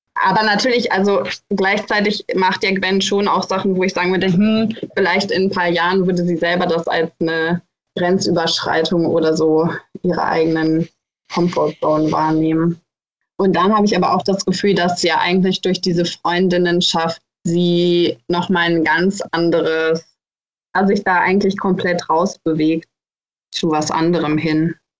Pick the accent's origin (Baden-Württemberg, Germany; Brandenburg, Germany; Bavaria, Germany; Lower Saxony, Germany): Lower Saxony, Germany; Hildesheim; ich komme ja aus Hildesheim und ich kenne diesen Ort dadurch, dass ich da aufgewachsen bin